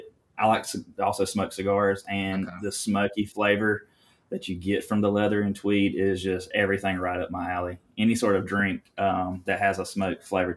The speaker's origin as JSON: {"language": "English", "region": "Southern US", "country": "United States", "accent": "Southern", "said": "I have a Southern accent."}